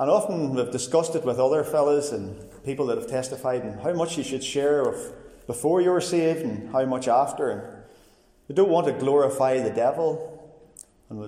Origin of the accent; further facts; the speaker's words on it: Cookstown, Northern Ireland, United Kingdom; I grew up in Cookstown